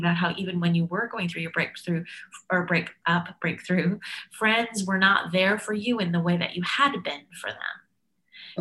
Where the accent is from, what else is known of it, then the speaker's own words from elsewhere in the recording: Canada; being Canadian, I was I'm proud of my multiculturalism